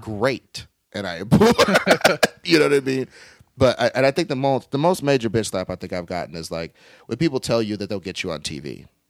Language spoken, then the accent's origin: English; Kansas City, Missouri, United States; now in Los Angeles, United States; I'm from Kansas City, Missouri, and, uh, my Missouri experience was like, you're just a fucking weirdo, man